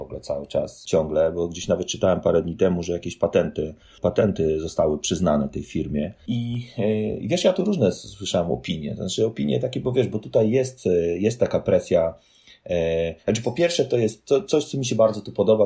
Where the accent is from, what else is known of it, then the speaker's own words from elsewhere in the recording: Poland; moved away as an adult; also born or lived in Warsaw, Poland; now in Fremont, United States; no z Polski jestem